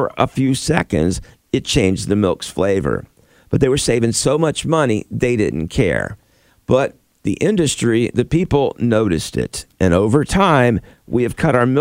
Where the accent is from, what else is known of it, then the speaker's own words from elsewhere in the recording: Florida, United States; I grew up in Florida